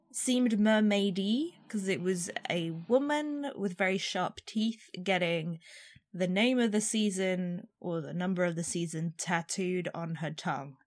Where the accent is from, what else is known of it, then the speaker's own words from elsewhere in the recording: Arizona, United States; I'm from Arizona